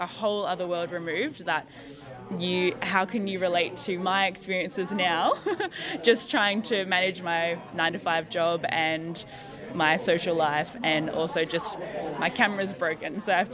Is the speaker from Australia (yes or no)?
yes; Newcastle, New South Wales, Australia; moved away as an adult; now in Wollongong, Australia; I grew up around Newcastle, and I moved down to Wollongong for university